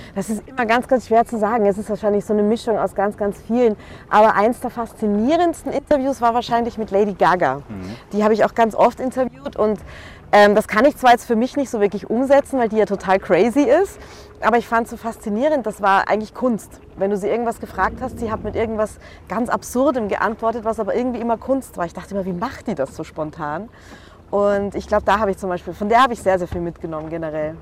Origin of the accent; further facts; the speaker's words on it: Vienna, Austria; now in Munich, Germany; ich bin eigentlich Wienerin.